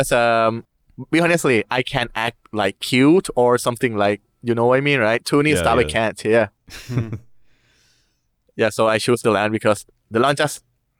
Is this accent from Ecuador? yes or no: no; Thailand; from Thailand.